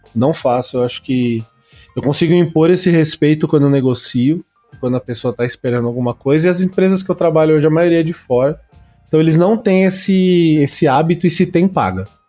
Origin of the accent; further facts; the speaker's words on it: Santo André, São Paulo, Brazil; eu falo de São Paulo porque eu sou de Santo André, mas é São Paulo